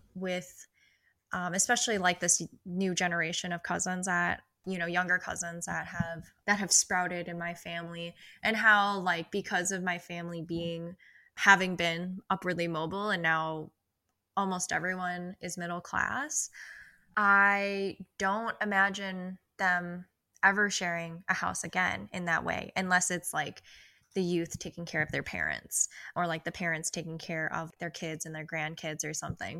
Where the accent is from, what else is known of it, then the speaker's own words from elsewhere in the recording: Twin Cities metro area, Minnesota, United States; I was born in Minneapolis and lived here till I was six